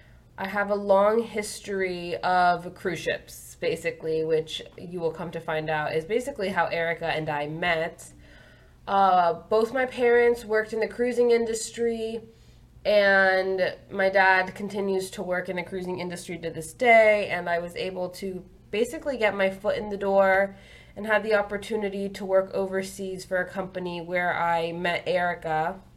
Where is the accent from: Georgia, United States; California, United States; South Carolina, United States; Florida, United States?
Florida, United States; South; I grew up in South Florida my whole life. I am 24 years old.